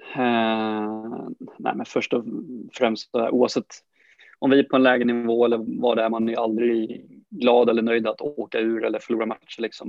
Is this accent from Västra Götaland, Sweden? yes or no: yes; Brålanda, Västra Götaland, Sweden; moved away as an adult; now in Sandviken, Sweden; familjen hemma i, hemma i Brålanda